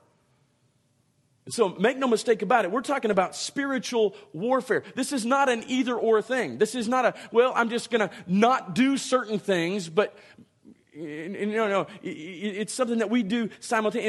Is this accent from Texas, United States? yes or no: yes; Dallas, Texas, United States; moved away; I learned to drive in the Dallas-Fort Worth Metroplex.